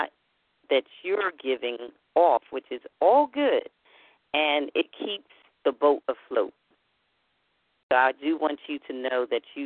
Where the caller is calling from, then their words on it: Philadelphia, Pennsylvania, United States; I'm calling from the city of brotherly love, otherwise known as Philadelphia.